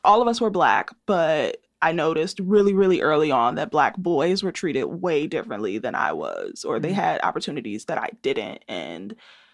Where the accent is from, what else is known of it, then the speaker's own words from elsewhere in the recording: Chicago, Illinois, United States; I was raised in the Robert Taylor homes, which are a part of the State Street Corridor on 43rd and State